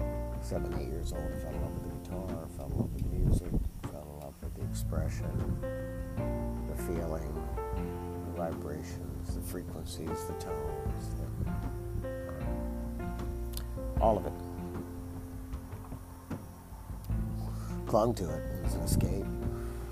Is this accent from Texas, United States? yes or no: yes; Austin, Texas, United States; growing up in Austin, Texas